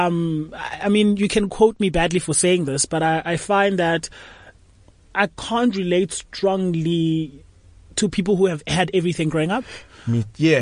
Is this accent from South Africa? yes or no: yes; Cape Town, Western Cape, South Africa; I was born in Cape Town and we grew up in Langa Township, you know. And when I was young, I was like grade 5 when I left Langa Township to go live in a white area, which is Constantia.